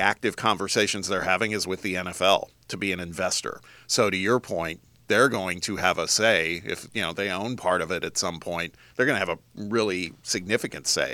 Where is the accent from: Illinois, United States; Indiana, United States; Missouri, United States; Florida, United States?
Indiana, United States; Indianapolis; living in Indianapolis